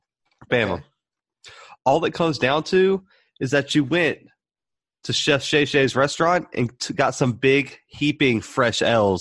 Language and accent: English; Southern Alabama, United States; we're both from Southern Alabama